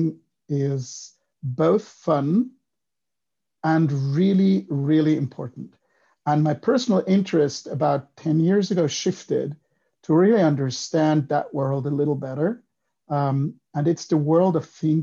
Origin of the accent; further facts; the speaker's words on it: Switzerland; English is a second language; moved away as an adult; also born or lived in Israel / United States; I grew up in Switzerland, so 18 years, the first 18 years of my life, I was there, but then I moved to Israel.